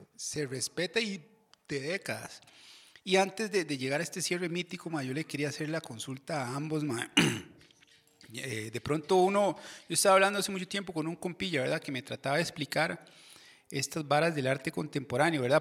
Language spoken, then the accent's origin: Spanish; Desamparados, San José, Costa Rica; Yo soy de Desamparados de, Chepe y yo fui a la, escuela Joaquín García Monge